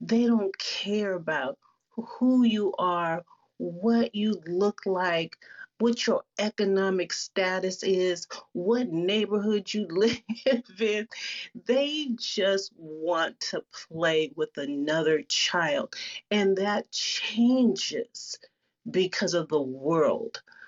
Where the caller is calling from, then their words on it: Seattle, Washington, United States; I'm coming from Seattle, and I'm going to talk very, very quickly because I know time is of the essence.